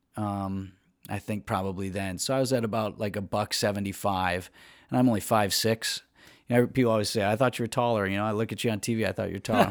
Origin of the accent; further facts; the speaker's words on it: Wauwatosa, Wisconsin, United States; also born or lived in Green Bay; now in Milwaukee, United States; I grew up in Wauwatosa